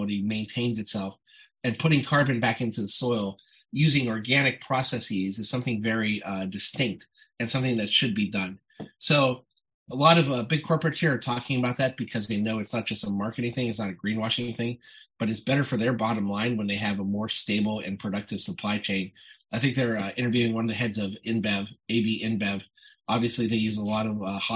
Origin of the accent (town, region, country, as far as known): Ohio, United States; born or raised there; moved away